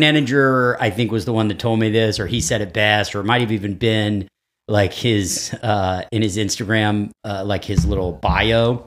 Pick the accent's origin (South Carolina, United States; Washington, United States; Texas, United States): Texas, United States; moved away; I grew up in Texas